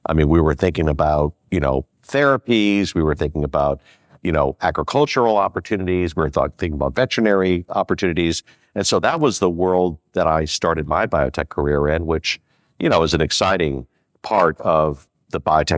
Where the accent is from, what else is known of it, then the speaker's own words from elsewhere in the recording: Skokie, Illinois, United States; also born or lived in Chicago; So we grew up in Rogers Park, and then we moved to Skokie, Illinois, and most of my life was in Skokie.